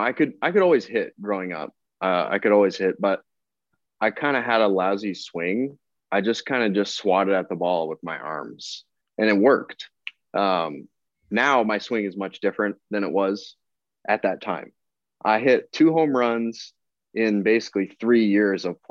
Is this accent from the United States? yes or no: no; Windsor, Ontario, Canada; I'm from Windsor